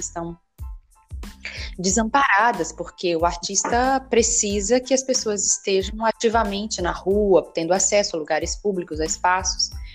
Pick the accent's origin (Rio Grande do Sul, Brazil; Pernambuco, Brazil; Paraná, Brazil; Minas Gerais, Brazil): Pernambuco, Brazil; Recife; moved away; also born or lived in Belo Horizonte; eu nasci em, em Recife, né, no estado de Pernambuco. E a Universidade Federal de Pernambuco ela é muito grande. Ela era um pouco distante de onde eu morava